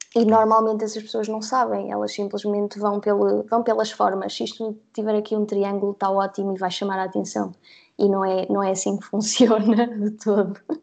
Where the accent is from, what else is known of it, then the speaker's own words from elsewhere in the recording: Guarda, Centro, Portugal; moved away as an adult; also born or lived in Covilhã; now in Lisbon, Portugal; eu nasci na Covilhã, mas sempre morei na Guarda, ok? Uh, e depois, aos 18, vim para Lisboa estudar, onde moro ainda hoje.